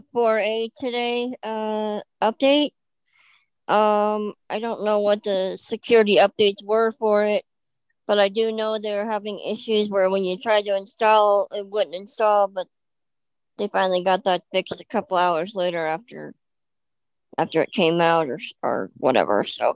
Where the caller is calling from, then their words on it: Colorado, United States; from Colorado.